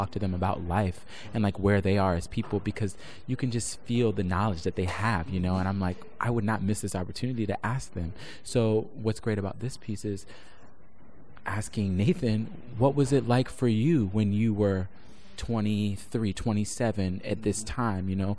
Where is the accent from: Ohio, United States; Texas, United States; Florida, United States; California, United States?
Florida, United States; Orlando; now in New York, United States; I'm originally from Orlando, Florida